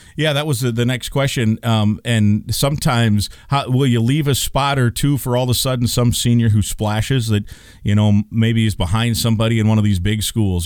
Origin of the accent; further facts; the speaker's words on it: Iowa, United States; moved away; I grew up in Iowa